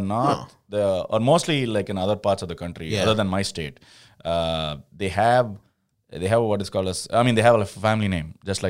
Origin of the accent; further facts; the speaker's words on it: South India, India; I'm from South. Like in the north especially, I've heard people with like three names.